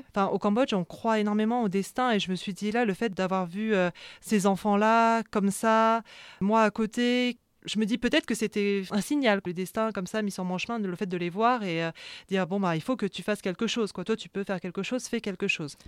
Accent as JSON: {"language": "French", "country": "France", "accent": "French", "said": "quand je parle cambodgien, euh, j'ai un accent français"}